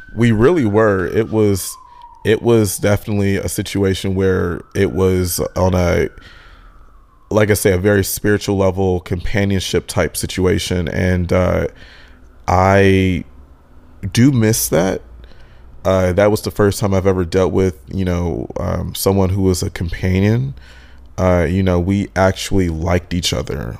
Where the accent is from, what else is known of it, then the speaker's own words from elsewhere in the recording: Michigan, United States; moved away as an adult; also born or lived in Texas / Los Angeles; I'm originally from Michigan, and I've always wanted to move away from Michigan.